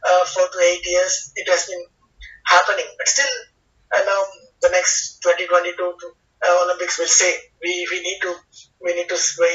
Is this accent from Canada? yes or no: no; India; as an Indian citizen, as a sports professional in India